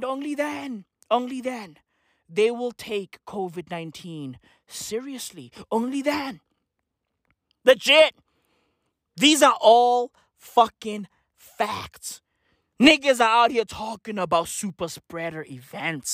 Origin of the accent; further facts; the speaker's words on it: South Africa; as a South African